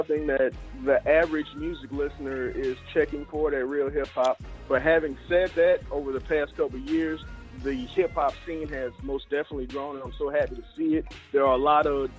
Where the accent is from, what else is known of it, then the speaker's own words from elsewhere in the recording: Mobile, Alabama, United States; moved away as an adult; now in Tallahassee, United States; born and raised in Mobile, Alabama, man. Currently reside in Tallahassee, Florida